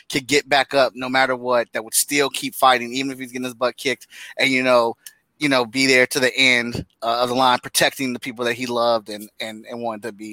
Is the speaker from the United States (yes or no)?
yes; Cleveland, Ohio, United States; I grew up in Cleveland, Ohio.